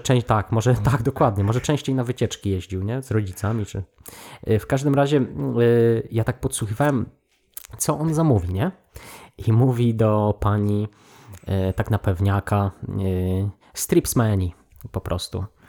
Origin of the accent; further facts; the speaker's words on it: Poland; moved away; w tym swoim mieście powiatowym tam się wychowałem